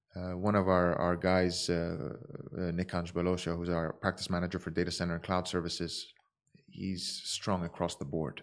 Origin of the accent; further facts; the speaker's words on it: Dubai, United Arab Emirates; also born or lived in Abu Dhabi; I was born in Abu Dhabi. I was raised in Dubai